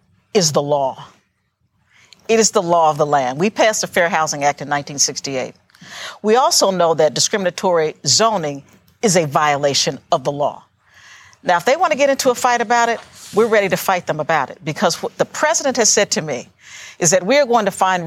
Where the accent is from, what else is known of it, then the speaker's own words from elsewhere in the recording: Ohio, United States; I'm from Ohio